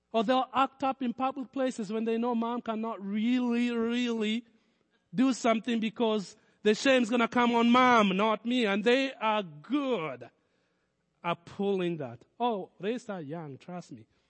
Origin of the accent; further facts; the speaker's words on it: Kenya; moved away as an adult; now in United States; I was born in Kenya. All my childhood I spent in Kenya. And I would say most of my adulthood I've spent in America